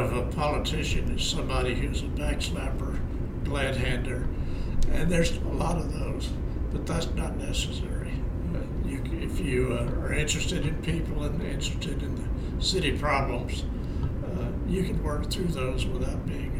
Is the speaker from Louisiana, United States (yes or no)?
yes; Shreveport, Louisiana, United States; born there; I was born in Shreveport.